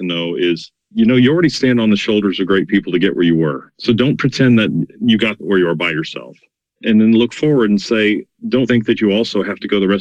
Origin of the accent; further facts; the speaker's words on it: Norman, Oklahoma, United States; I grew up in Norman, Oklahoma